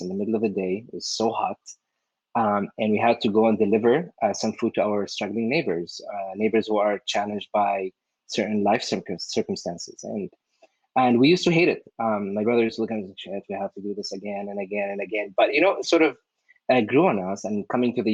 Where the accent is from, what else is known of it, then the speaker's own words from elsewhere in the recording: Syria; moved away as an adult; now in United States; I came from the Middle East, specifically from Syria, to the U.S.